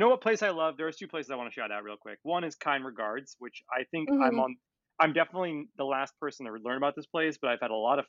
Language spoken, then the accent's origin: English; New York City, New York, United States; also born or lived in Los Angeles; New York, it's where I'm born and raised until that LA stint.